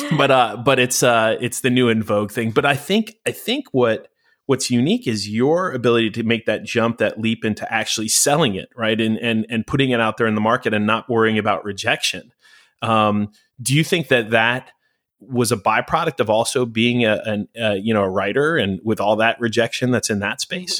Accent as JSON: {"language": "English", "region": "New York", "country": "United States", "moved": "yes", "lives_now": "Los Angeles, United States", "said": "when I moved to Los Angeles, I'm, I'm originally a New Yorker"}